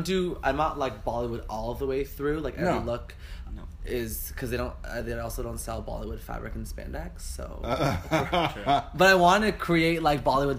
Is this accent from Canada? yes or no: yes; Whitby, Ontario, Canada; also born or lived in Niagara Falls; now in Toronto, Canada; I grew up in Whitby.